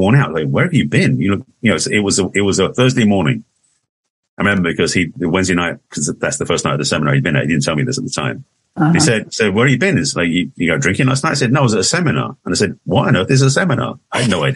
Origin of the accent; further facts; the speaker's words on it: England, United Kingdom; accent: English; moved away as an adult; now in United States; I moved to America in 81 from England. For those who don't know, that's an English accent I express